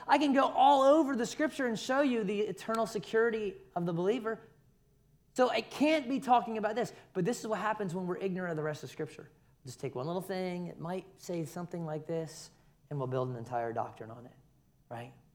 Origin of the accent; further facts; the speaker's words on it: Philadelphia, Pennsylvania, United States; now in Savannah, United States; I was born in Philadelphia.